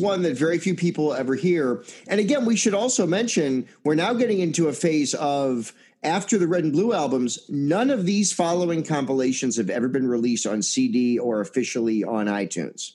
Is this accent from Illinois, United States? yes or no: yes; Chicago, Illinois, United States; I'm a Chicagoan